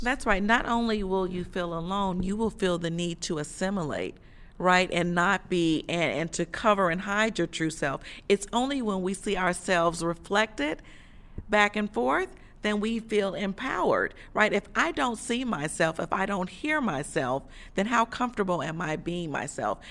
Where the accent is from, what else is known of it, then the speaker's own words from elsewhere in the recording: Chicago, Illinois, United States; moved away as an adult; also born or lived in the South; I'm originally from Chicago